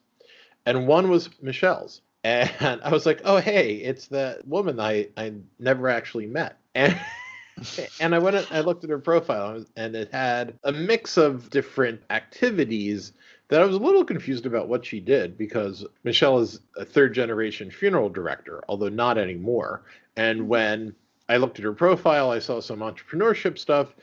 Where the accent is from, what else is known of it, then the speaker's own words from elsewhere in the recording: Langhorne, Pennsylvania, United States; moved away as an adult; also born or lived in Cleveland, Ohio / Camden, New Jersey; now in Peekskill, United States; I grew up in Bucks County, Pennsylvania. Gotcha. A town is called Langhorne